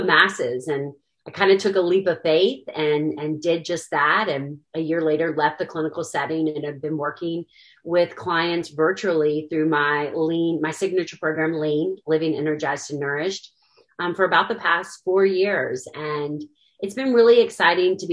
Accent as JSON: {"language": "English", "town": "Williamsburg", "region": "Virginia", "country": "United States", "tie": "born or raised there", "also_born_or_lived": "Kentucky", "moved": "as an adult", "said": "I'm actually from Williamsburg, Virginia. Basically grew up there, then came to the University of Kentucky for college."}